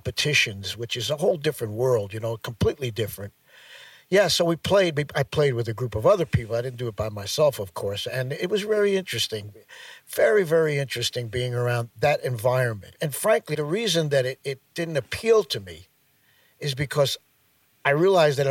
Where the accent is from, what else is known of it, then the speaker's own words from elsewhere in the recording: Pelham, New York, United States; Pelham was a great place to grow up, yes, because of the fact that it was so close to New York, 20 minutes